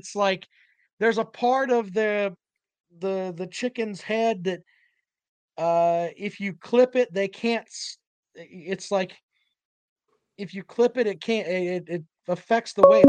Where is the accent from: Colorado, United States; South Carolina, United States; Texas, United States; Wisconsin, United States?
South Carolina, United States; Charleston; now in Columbia, United States; Yes, I was actually born in Charleston